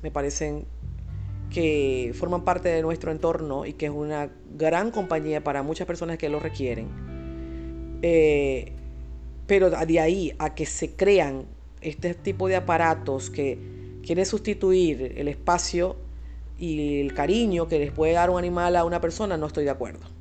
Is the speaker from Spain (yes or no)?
no; Venezuela; en mi país. Por cierto, en país Venezuela